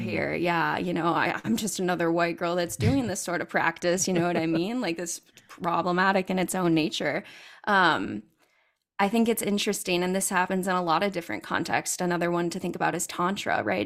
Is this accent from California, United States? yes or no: yes; California, United States; I'm originally from California